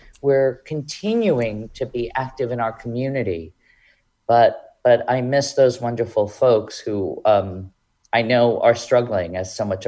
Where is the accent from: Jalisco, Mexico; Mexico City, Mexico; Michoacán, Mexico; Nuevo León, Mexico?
Mexico City, Mexico; English is a second language; now in Hartford, United States; I'm originally from Mexico City.